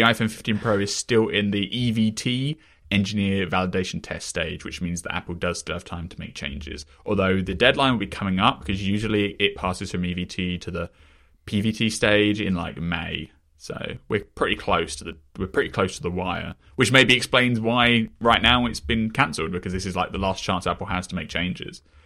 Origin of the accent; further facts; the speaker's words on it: England, United Kingdom; I come from England, though, right, where H B O as a brand is far less prominent